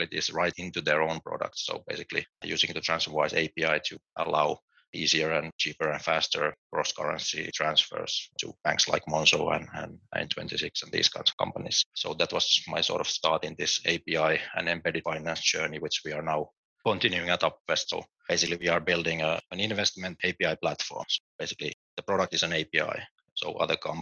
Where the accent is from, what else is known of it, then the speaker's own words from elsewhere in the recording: Finland; moved away as an adult; also born or lived in United Kingdom / London; now in Berlin, Germany; I'm originally from Finland.